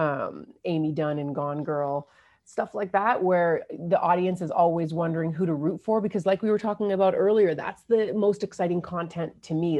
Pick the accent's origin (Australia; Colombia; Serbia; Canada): Canada; Newfoundland and Labrador; moved away; also born or lived in Windsor, Ontario; I was born in Newfoundland, but I went to university, uh, in Windsor